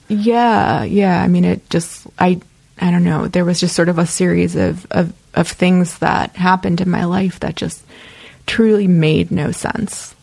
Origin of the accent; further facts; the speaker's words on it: Chicago, Illinois, United States; moved away as an adult; also born or lived in Oakland, California / Iowa; now in Los Angeles, United States; a lot of people I knew growing up in Chicago were involved